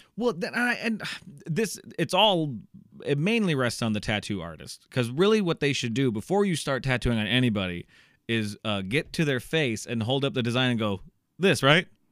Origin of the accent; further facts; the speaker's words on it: Iowa, United States; I'm from Iowa. It's very methy here also